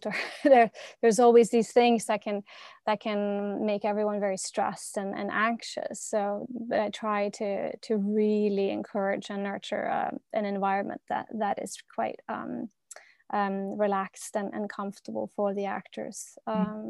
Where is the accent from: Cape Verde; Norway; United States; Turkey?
Norway; I'm from Norway